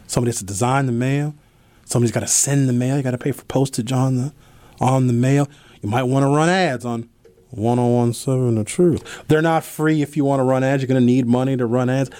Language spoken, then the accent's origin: English; Milwaukee, Wisconsin, United States; I grew up in Northridge Mall